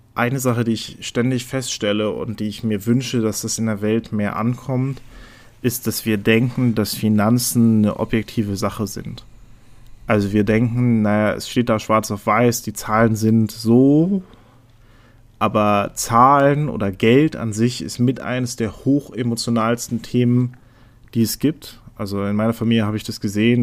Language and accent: German; Neuruppin, Brandenburg, Germany; also born or lived in West Berlin; geboren bin ich in Neuruppin